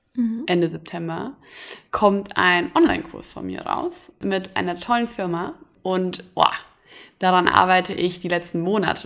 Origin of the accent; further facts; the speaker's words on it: Hesse, Germany; now in Berlin, Germany; komme ich aus Hessen